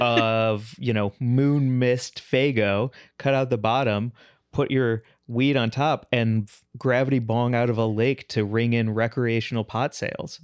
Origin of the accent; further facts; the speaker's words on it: St. Louis, Missouri, United States; I'm from Saint Louis, too.